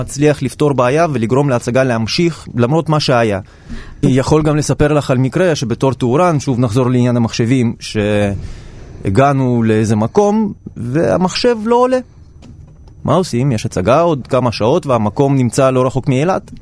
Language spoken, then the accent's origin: Hebrew; Saint Petersburg, Russia; now in Israel; גדלתי קצת באוניברסיטה קטנה כזאת ב- בעיר לנינגרד בתקופתו, שאימא שלי הייתה מלמדת שמה, ואני בתור ילד הייתי מתרוצץ